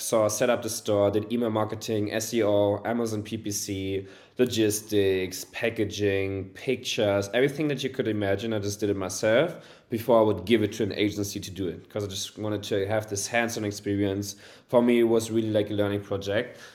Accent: Germany; also born or lived in Hamburg; born and raised in Germany, currently living in Hamburg, a beautiful city in northern Germany

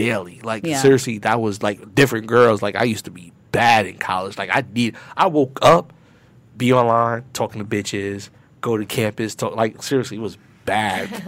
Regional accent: New York, United States; moved away; I'm from New York

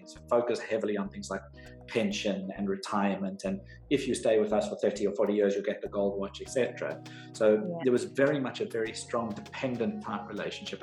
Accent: South Africa; moved away as an adult; now in United Kingdom; I am South African, so I've been in the UK for just over a decade now

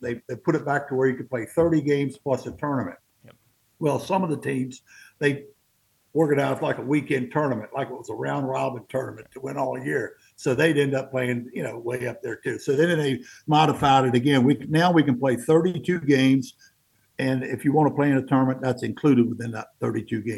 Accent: Harpers Ferry, West Virginia, United States; Where we live, we're in a panhandle. Yep. Harpers Ferry is the town that most people recognize

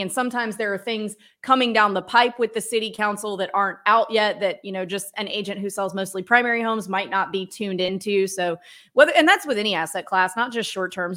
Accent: the South, United States; I'm from the South where we have huge weddings

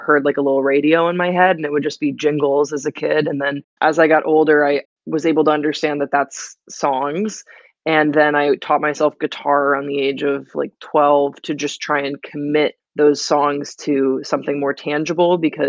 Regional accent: Belgium; I grew up in Belgium also

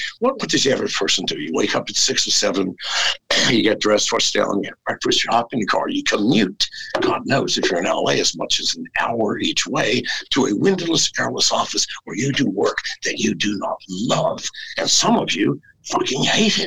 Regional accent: United States; moved away as an adult; I am an American and I love that country. I was raised in America

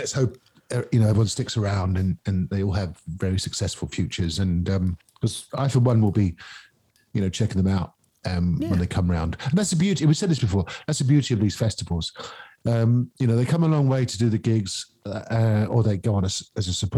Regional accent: Norfolk, East of England, United Kingdom; I'm from Norfolk

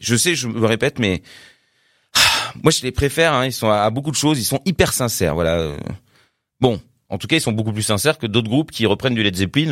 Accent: Paris, Île-de-France, France; je suis de Paris

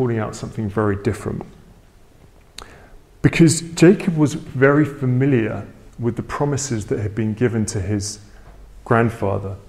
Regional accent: England, United Kingdom; my family are very British, right? We're very English

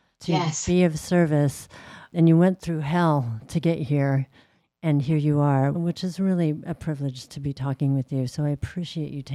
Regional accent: Bay Area, California, United States; I am from the Bay Area

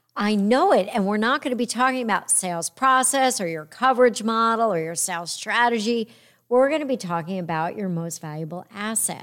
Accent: New York, United States; I'm a New Yorker

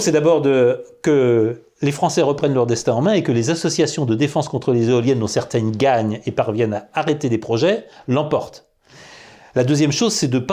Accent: France; nous sommes des Français

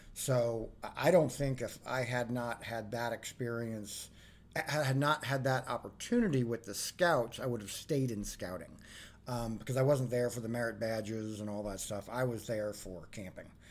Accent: Arlington, Virginia, United States; growing up in Arlington, Virginia

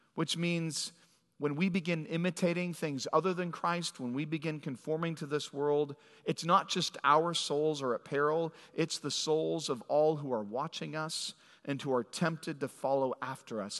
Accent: Phoenix, Arizona, United States; moved away; I was born in Phoenix, and as a young kid, went to San Diego

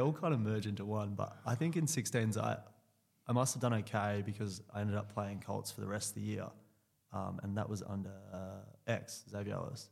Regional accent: Clackline, Western Australia, Australia; also born or lived in Subiaco, Western Australia / Chidlow, Western Australia; I grew up actually out near Northam in, uh, in a place called Clachlon.

